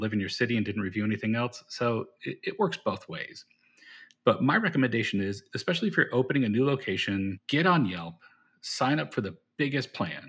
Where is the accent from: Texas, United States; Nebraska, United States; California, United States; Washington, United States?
Texas, United States; Austin; Austin, Texas